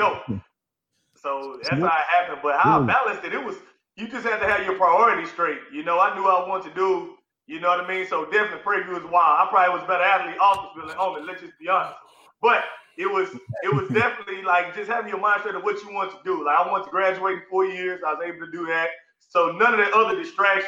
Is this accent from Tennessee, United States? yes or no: no; Humble, Texas, United States; growing up in Humble, it was very competitive